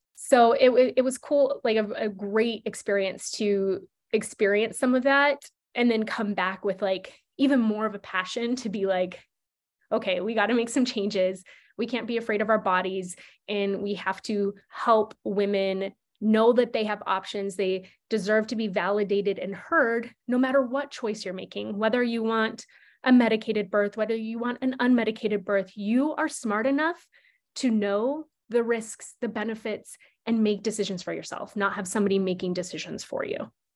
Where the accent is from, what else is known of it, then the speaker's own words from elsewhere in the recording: Nebraska, United States; moved away; I grew up in Nebraska where you don't need to have sex education.